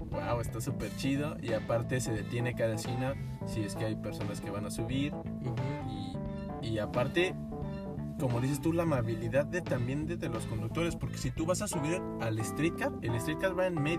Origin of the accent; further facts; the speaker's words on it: Mexico; now in Canada; Y nosotros como mexicanos podemos, pero nada más creo